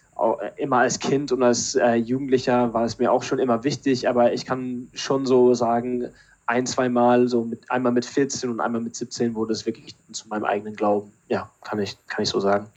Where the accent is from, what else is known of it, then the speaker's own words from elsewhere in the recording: Berlin, Germany; moved away as an adult; also born or lived in Pinneberg, Schleswig-Holstein / Switzerland / Canada; now in England; dann waren es, glaube ich, acht Jahre in Berlin. Und ja, wenn ich eine Heimat habe, dann sage ich immer, dass Berlin die Heimat ist.